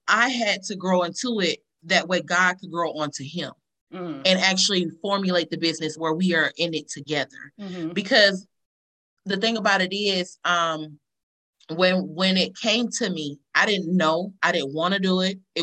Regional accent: Columbus, Georgia, United States; In the city we live in, we're from Columbus, Georgia

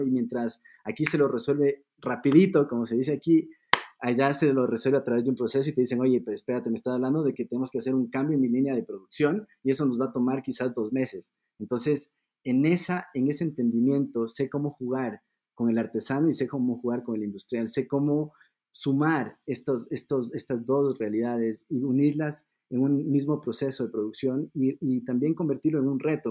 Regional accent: Ecuador; also born or lived in Germany; Yo soy de Ecuador

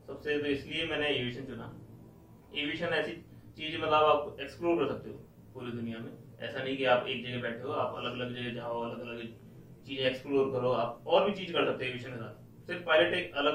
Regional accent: Jaipur, Rajasthan, India; मैं जयपुर से हूँ बॉर्न एंड ब्रॉट पूरा जयपुर में ही रहा

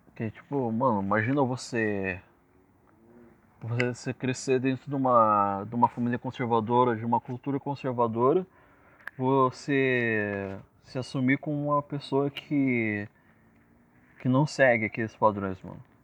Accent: Ourinhos, São Paulo, Brazil; Eu sou nascido e criado em Ourinhos

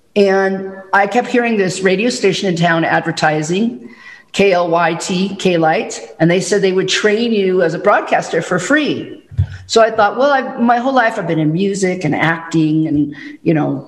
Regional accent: Chicago, Illinois, United States; moved away; I grew up in the Chicago area

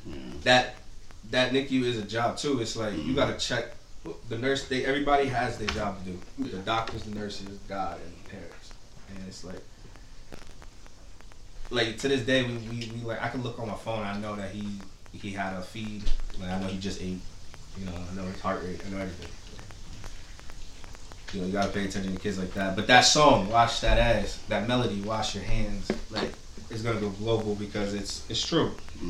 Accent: Port Chester, New York, United States; Portchester, New York.

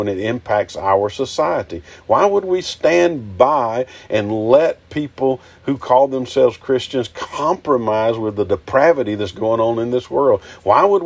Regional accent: United States; here in this country, as an American

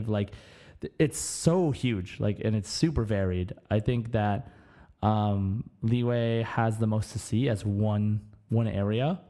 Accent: Germany; born there; I want to go to Mondstadt because I was born in Germany.

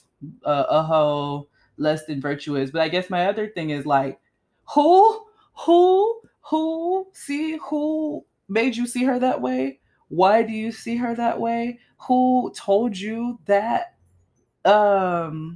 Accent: South Florida, United States; I grew up in South Florida

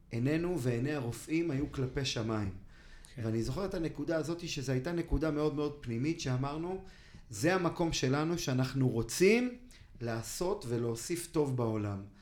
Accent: Ra'anana, Central District, Israel; also born or lived in Kfar Saba; ברעננה. כן. אה, גדלתי כמה שנים בכפר סבא. אימא שלי מכפר סבא, אבא מרעננה, משפחה מאוד מאוד ותיקה ברעננה

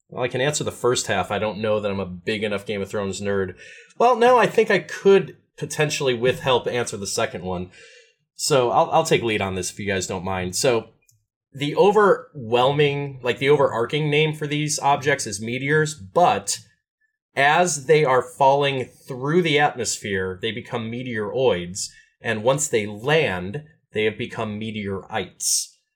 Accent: Midwest, United States; as a Midwesterner

